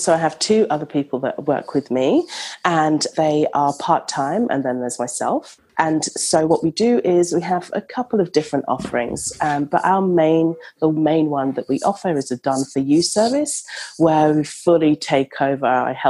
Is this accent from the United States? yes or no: no; London, United Kingdom; now in Australia; So I am from London, but I live in Australia.